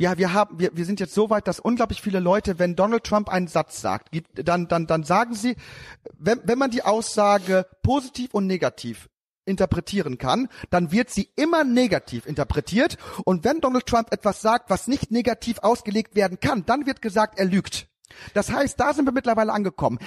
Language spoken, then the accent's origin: German; Haaren, North Rhine-Westphalia, Germany; Ich bin groß geworden in Haaren, Erika. Und zwar in den achtzigern und neunzigern